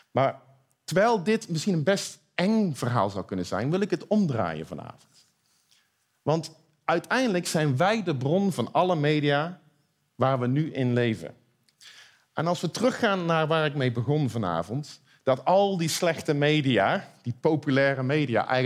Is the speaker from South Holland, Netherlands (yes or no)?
no; Eindhoven, North Brabant, Netherlands; Nou, ik kom uit Eindhoven, dus ik ben een optimist.